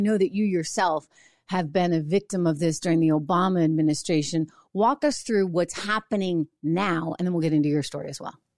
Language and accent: English; New Hampshire, United States; I grew up in New Hampshire